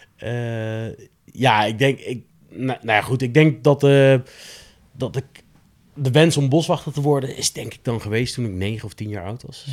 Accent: Nijmegen, Gelderland, Netherlands; een jongen uit Nijmegen, opgegroeid in Nijmegen-Zuid

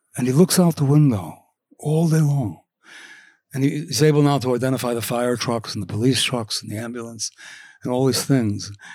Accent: Cornwall, New York, United States; also born or lived in Washington Heights, Manhattan, New York City; when I was eight, I went to, uh, Cornwall, New York

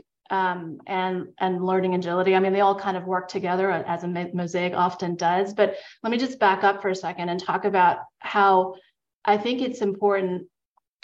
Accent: New York, United States; I grew up in New York, as we discussed, it's the New Yorker in me.

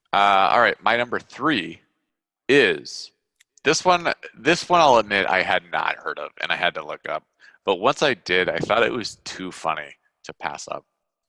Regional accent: Washington, United States; My number five is in my home state. It's Walla Walla, Washington.

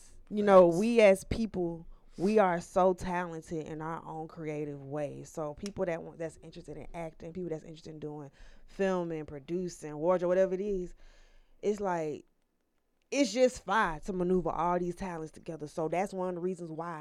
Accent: Decatur, Georgia, United States; also born or lived in Lithonia, Georgia / Ellenwood, Georgia; I'm from Decatur, East Atlanta, Ellenwood area. But I finished elementary school in Lithonia

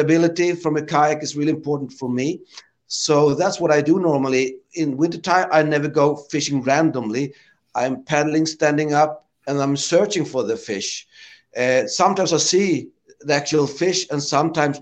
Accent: Sweden

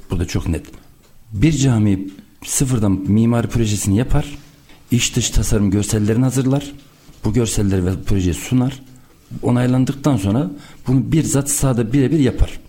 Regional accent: Erfelek, Sinop, Turkey; Sinop Erfelek doğumluyum.

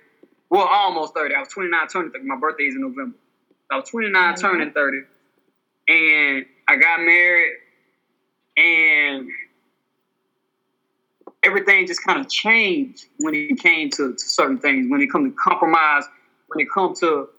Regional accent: Alabama, United States; I'm from Alabama

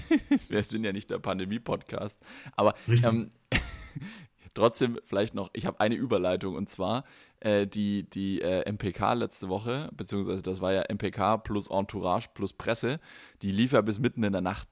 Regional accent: Germany; bei uns in Deutschland

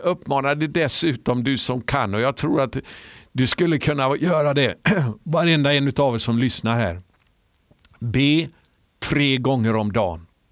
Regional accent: Sweden

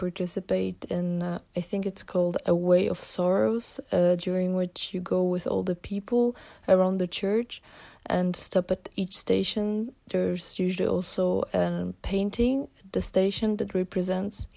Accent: Poland; I'm from Poland

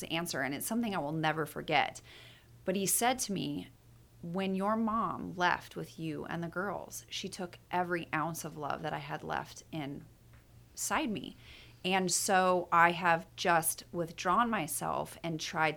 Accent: Meridian, Idaho, United States; moved away; also born or lived in Sparks, Nevada / Boise, Idaho; I went to high school in Meridian, Idaho.

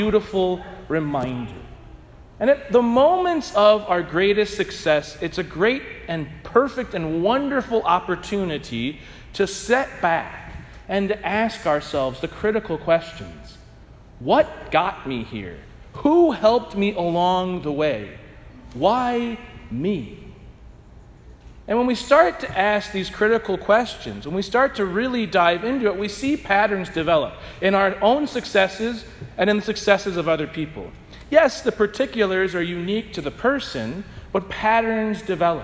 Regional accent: St. Louis, Missouri, United States; I'm from St. Louis

